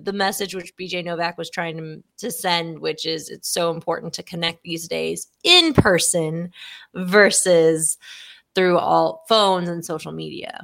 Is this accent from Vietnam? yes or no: no; Texas, United States; Being a Texan